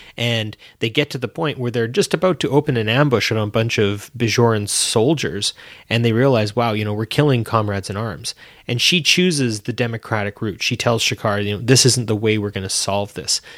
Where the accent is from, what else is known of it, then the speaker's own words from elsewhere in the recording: Canada; I'm Canadian